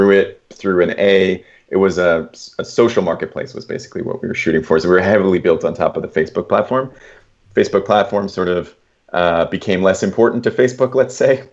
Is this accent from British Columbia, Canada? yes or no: no; Toronto, Ontario, Canada; also born or lived in Kingston, Ontario; I'm from Toronto